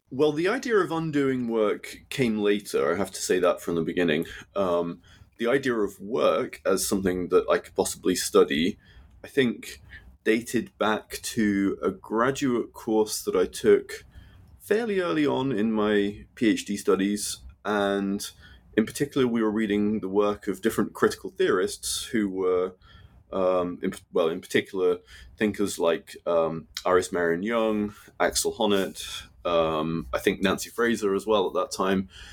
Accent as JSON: {"language": "English", "country": "United Kingdom", "tie": "born or raised there", "said": "growing up in Britain"}